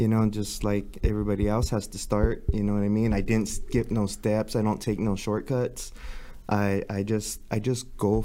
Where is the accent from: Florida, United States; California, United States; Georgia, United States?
California, United States; Los Angeles; I grew up in East